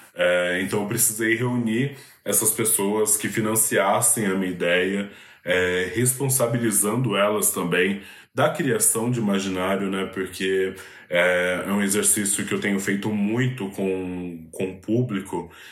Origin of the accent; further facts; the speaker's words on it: São Paulo, Brazil; na minha quebrada é inevitável, assim. O Capão Redondo é, é um lugar muito poroso para a arte marginal